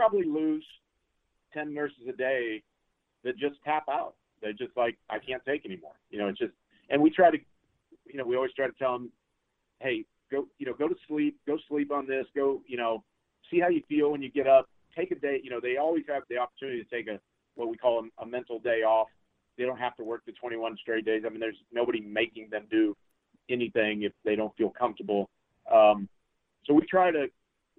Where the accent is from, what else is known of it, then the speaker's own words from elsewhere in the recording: Hutchinson, Kansas, United States; moved away; I grew up in Hutchinson, so I'm familiar with Wichita